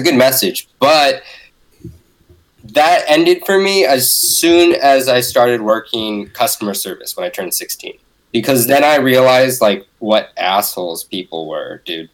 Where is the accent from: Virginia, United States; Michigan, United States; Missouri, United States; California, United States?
California, United States; Bay Area; I grew up in the Bay Area